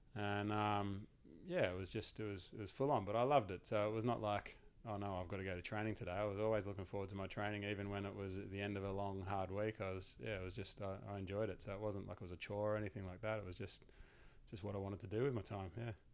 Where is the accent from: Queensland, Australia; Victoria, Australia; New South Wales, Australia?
Victoria, Australia; Langwarrin; I grew up in Langwarren, which is probably, I don't know, half an hour, forty minutes drive away from where you grew up